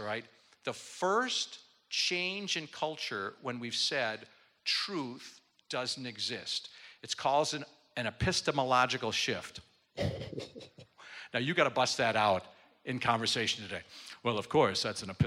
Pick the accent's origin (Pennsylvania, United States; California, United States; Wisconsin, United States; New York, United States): Wisconsin, United States; Milwaukee; I'm from Milwaukee, Wisconsin, and I'm in the southern part of the state